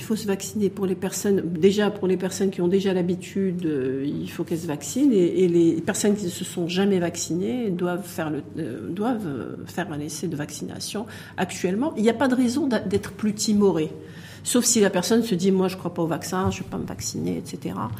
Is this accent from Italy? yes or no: no; Morocco; chez nous au Maroc